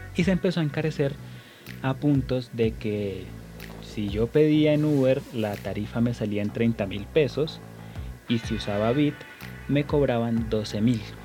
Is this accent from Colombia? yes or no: yes; Colombia; como somos buenos colombianos